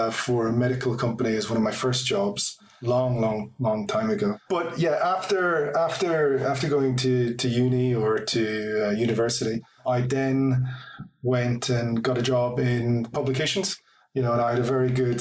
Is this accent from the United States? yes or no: no; Ireland; also born or lived in Athlone / Dublin; I'm from Ireland, hence my accent